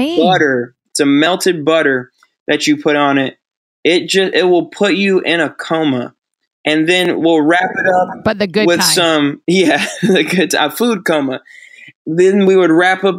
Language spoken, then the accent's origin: English; Battle Creek, Michigan, United States; now in Houston, United States; I grew up in Battle Creek, Michigan, which is the home of the bland